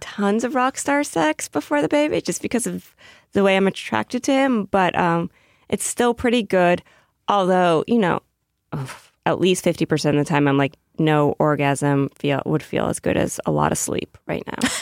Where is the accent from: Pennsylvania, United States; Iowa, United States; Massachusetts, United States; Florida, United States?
Massachusetts, United States; now in New York, United States; I'm from Massachusetts